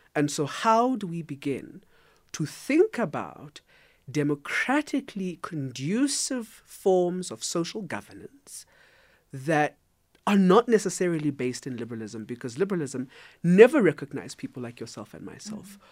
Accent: South Africa; I am a South African

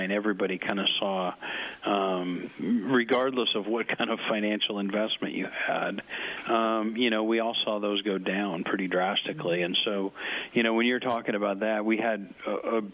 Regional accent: Nebraska, United States; I'm from Nebraska

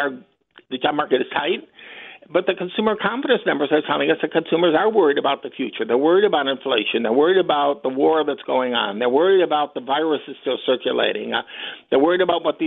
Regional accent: Detroit, Michigan, United States; I grew up in Detroit

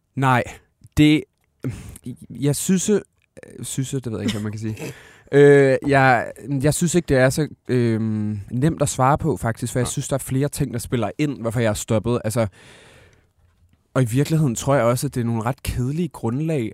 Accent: Aalborg, North Denmark Region, Denmark; jeg kommer fra Aalborg

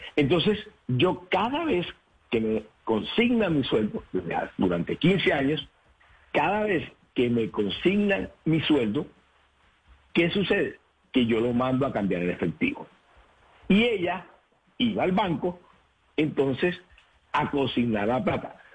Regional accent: Colombia; soy el primer colombiano

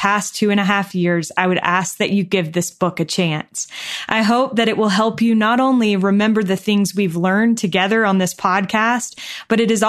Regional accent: border of North Carolina and Virginia, United States; I grew up right on the border of North Carolina and Virginia

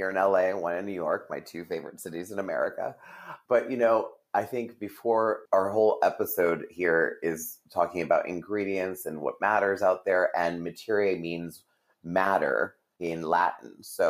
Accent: Vancouver, British Columbia, Canada; And I grew up in Vancouver.

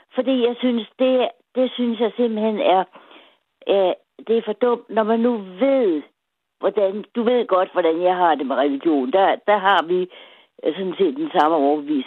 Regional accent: Denmark

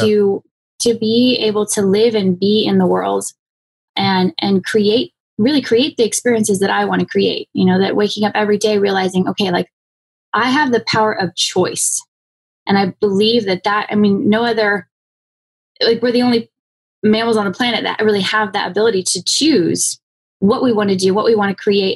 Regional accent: Phoenix, Arizona, United States; I grew up in Phoenix, Arizona.

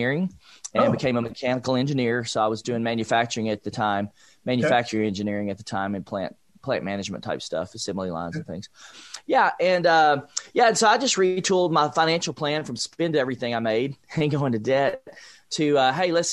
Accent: Nashville, Tennessee, United States; I grew up in East Nashville, Nashville, Tennessee, low-income family

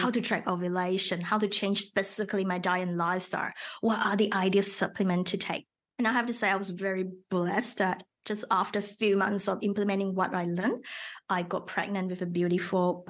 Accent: Malaysia; first language Mandarin; English is a second language; moved away as an adult; also born or lived in Melbourne, Australia / Sydney, Australia; now in Australia; I originally from Malaysia

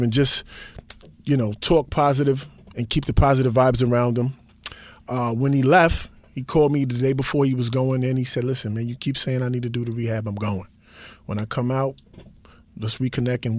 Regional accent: New York City, New York, United States; growing up in New York City with the rappers during the time, especially from Queens

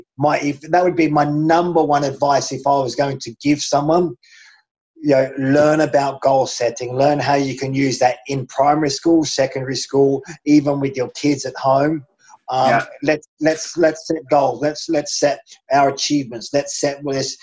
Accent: Australia; growing up in Australia in the 70s and 80s

